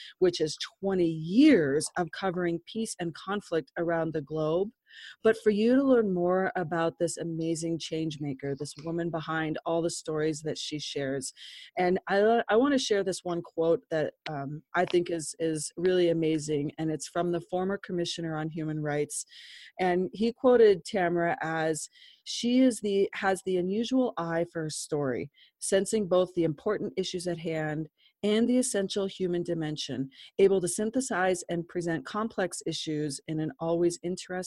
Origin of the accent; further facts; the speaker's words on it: Colorado, United States; so close to my heart because it went through my hometown